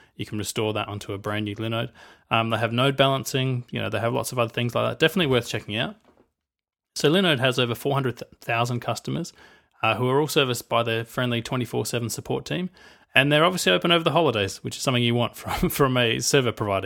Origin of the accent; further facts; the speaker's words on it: Australia; I'm Australian.